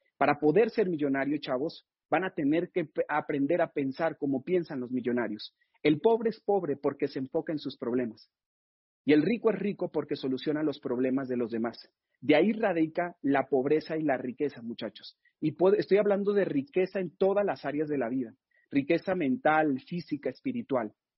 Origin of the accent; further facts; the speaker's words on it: Mexico; estamos viviendo en México